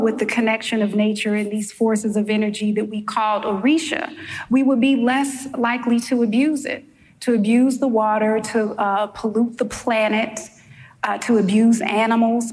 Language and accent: English; St. Louis, Missouri, United States; now in New York, United States; If you hear an accent for the New Yorkers in the room, it's because I am from St. Louis, Missouri, originally. And the accent did not leave, it stayed